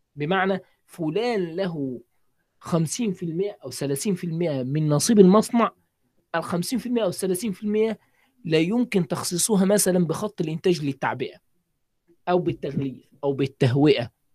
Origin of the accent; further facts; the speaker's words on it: Egypt; عندنا في مصر